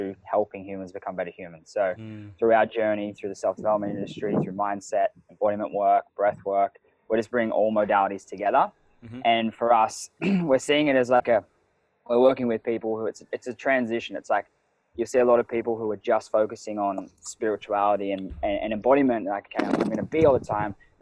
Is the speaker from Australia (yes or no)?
yes; Cronulla, New South Wales, Australia; now in Byron Bay, Australia; I grew up in Cronulla, so south of Sydney